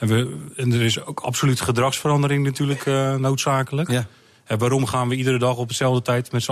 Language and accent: Dutch; Netherlands; We rijden als Nederlanders